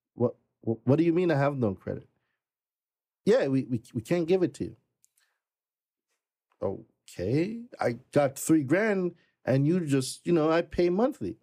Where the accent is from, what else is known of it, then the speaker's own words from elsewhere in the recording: Jamaica; moved away as an adult; also born or lived in Brooklyn, New York; now in United States; I am not from America. I'm Jamaican. I've been in this country going thirteen years now